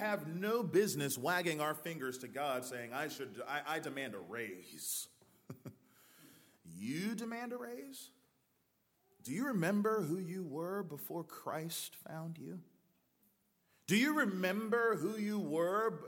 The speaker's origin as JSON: {"language": "English", "country": "United States", "also_born_or_lived": "Wake Forest, North Carolina", "lives_now": "Youngsville, United States", "said": "I'm American"}